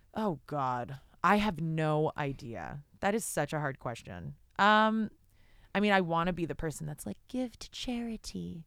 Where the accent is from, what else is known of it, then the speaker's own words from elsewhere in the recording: Canada; I'm Canadian.